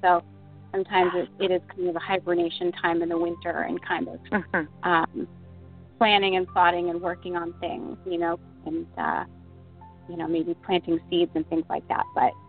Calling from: Rochester, New Hampshire, United States; I'm calling from Rochester, New Hampshire.

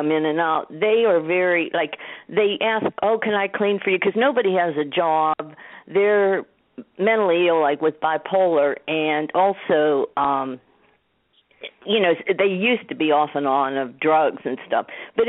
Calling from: Pittsburgh, Pennsylvania, United States; Yeah, I'm calling from Pittsburgh, Pennsylvania.

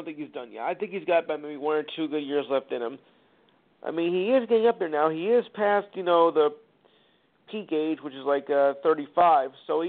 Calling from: New Jersey, United States; Good evening. I'm calling from New Jersey. That's the 973 area code.

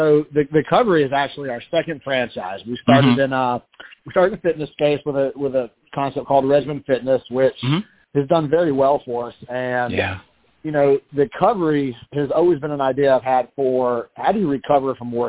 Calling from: Baton Rouge, Louisiana, United States; I'm calling from Baton Rouge, Louisiana this morning.

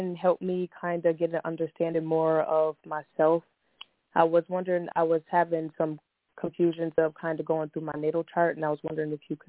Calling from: Buffalo, New York, United States; I'm calling from Buffalo, New York.

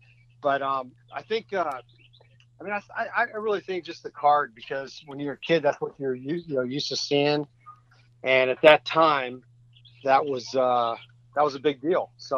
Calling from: Nashville, Tennessee, United States

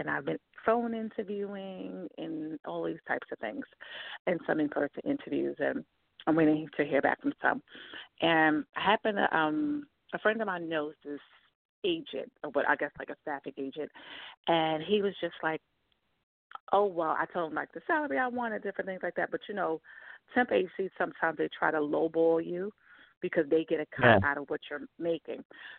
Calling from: New York, United States; from New York.

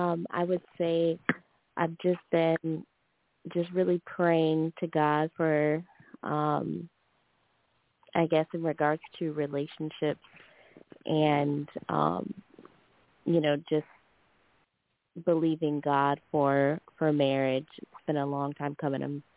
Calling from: Louisiana, United States; from Louisiana.

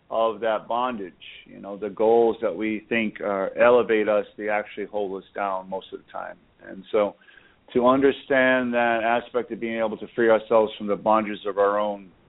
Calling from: Boca Raton, Florida, United States; I am calling from Boca Raton, Florida.

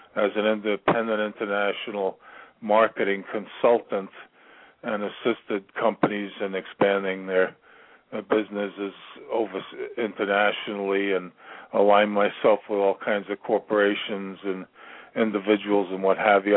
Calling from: Virginia, United States; I'm calling from Virginia

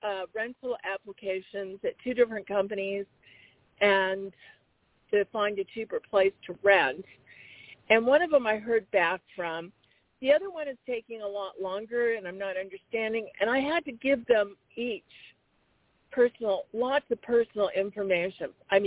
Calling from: Arizona, United States

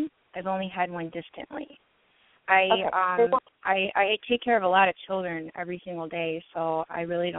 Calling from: Michigan, United States

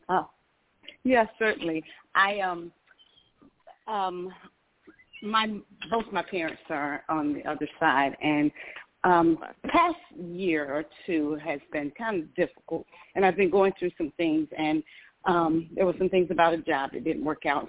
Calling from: Georgia, United States; I'm calling from Georgia.

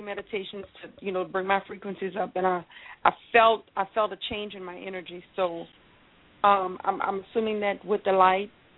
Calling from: Louisiana, United States; I'm calling from Louisiana

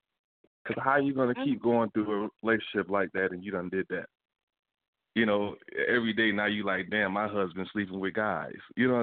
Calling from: West Palm Beach, Florida, United States; Hi, this is … from West Palm.

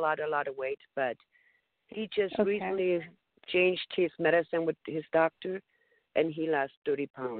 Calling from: Colorado, United States; I'm calling from Colorado.

